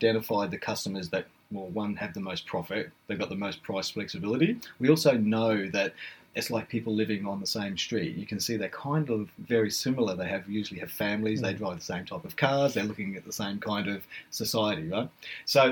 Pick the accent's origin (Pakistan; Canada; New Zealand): New Zealand; Blenheim, Marlborough; now in Australia; I'm actually a Kiwi. You know, I was born in Blenheim in New Zealand.